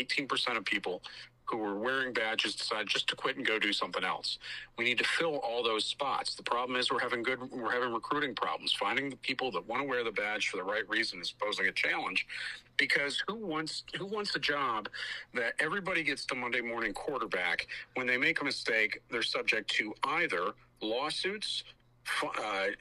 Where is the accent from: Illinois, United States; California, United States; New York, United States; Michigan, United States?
Michigan, United States; Detroit; my hometown of Detroit